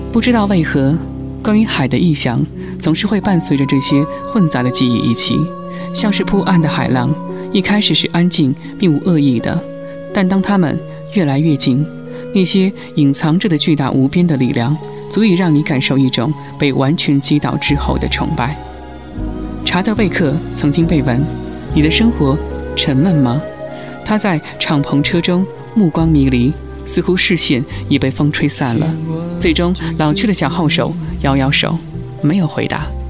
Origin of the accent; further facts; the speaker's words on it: inland China, China; 我自己是在内地长大的人